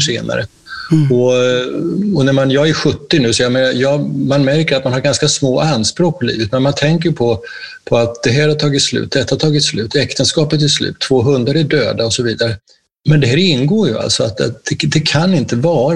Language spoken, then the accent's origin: Swedish; Närke, Örebro County, Sweden